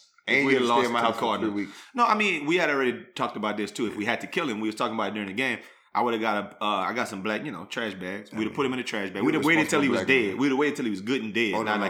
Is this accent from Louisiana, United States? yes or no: yes; South Louisiana, United States; I could talk French because I'm from South Louisiana